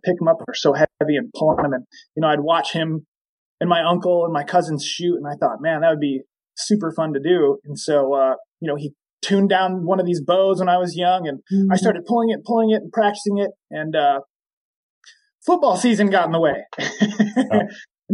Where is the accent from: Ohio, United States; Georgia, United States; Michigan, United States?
Michigan, United States; I grew up in Michigan, the nice tropical side of the country, and cold winters, long cold winters